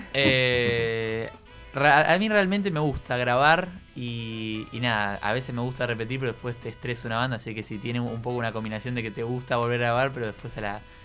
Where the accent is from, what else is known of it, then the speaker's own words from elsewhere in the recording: Quilmes, Buenos Aires Province, Argentina; yo soy de Quilmes.